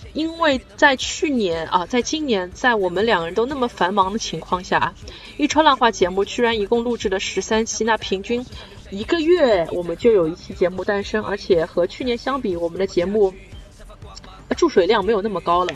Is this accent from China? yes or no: yes; China; 对我嗯。一个中国人来说